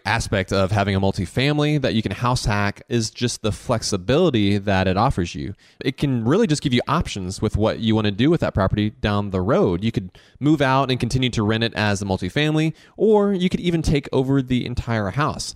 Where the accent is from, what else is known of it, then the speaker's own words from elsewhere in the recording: Augusta, Georgia, United States; Growing up in Augusta